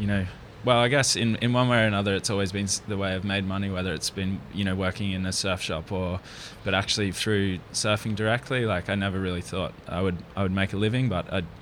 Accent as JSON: {"language": "English", "town": "Rainbow Beach", "region": "Queensland", "country": "Australia", "tie": "born or raised there", "moved": "yes", "said": "I grew up in Rainbow Beach"}